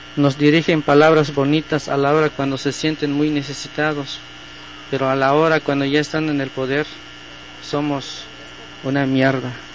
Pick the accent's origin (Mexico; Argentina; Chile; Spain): Mexico; Chiapas; Nosotros venimos de Chiapas